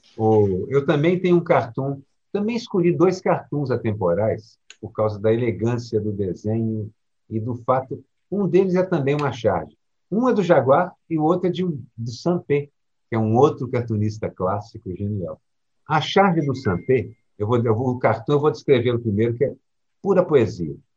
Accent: Minas Gerais, Brazil; eu cresci em Minas Gerais

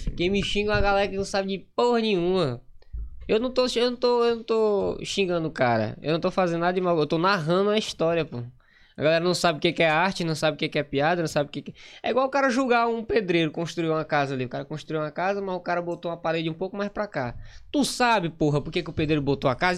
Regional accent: Maranhão, Brazil; accent: nordestino; moved away as an adult; also born or lived in Grajaú; now in Manaus, Brazil; sou do Maranhão, moro em Manaus há três anos

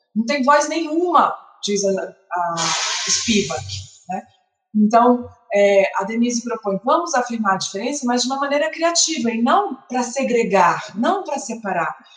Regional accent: Salvador, Bahia, Brazil; eu sou de Salvador

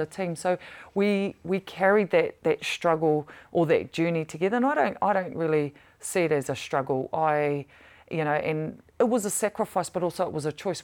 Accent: New Zealand; growing up in Pataroru

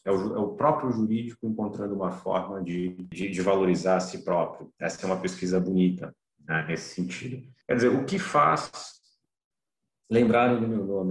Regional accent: São Paulo, Brazil; also born or lived in Campo Grande; Sou natural de Campo Grande, mas, enfim, fiquei apenas dois anos em Campo Grande, vivi a maior parte do meu tempo em São Paulo

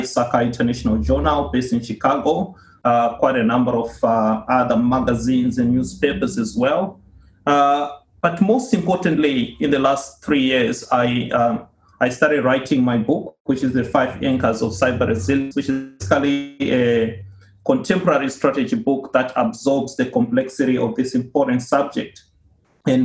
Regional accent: Zimbabwe; moved away as an adult; now in Australia; Originally, I come from Zimbabwe. I started off my career there working with Deloitte and moved here to Australia in 2007

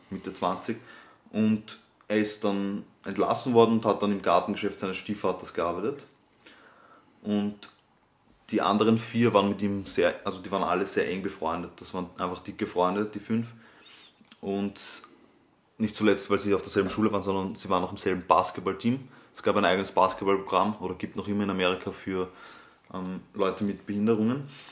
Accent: Austria; bei uns in Österreich

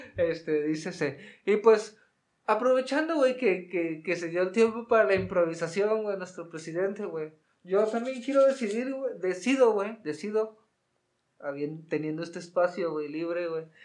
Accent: Mexico; como hermanos mexicanos

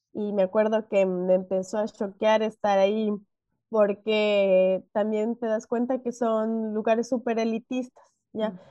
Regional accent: Ecuador; yo nací en Ecuador y a mí me decían que yo era de un país subdesarrollado

